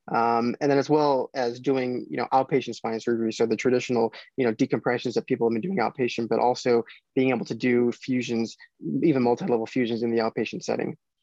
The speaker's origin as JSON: {"language": "English", "town": "Chicago", "region": "Illinois", "country": "United States", "tie": "born or raised there", "also_born_or_lived": "Indiana", "moved": "as an adult", "lives_now": "Royal Oak, Michigan, United States", "said": "I grew up in the Chicago area"}